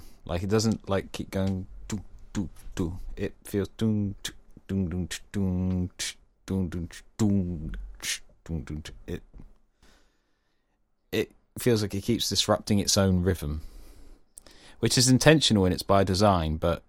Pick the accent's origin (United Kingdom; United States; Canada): United Kingdom; South West England; We're both Cornish, so it's fine.